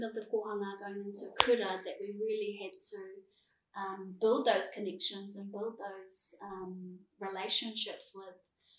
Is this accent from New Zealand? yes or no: yes; Palmerston North, Manawatū-Whanganui, New Zealand; we were both born and raised in Palmas North, so moving here, we were quite young parents